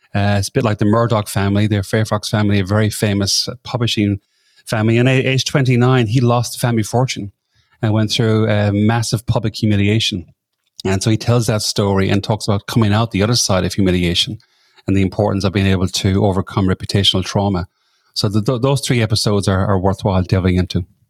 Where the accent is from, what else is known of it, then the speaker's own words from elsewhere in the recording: Ireland; moved away as an adult; now in Sydney, Australia; I'm from Ireland originally, but I came over this part of the world that long ago.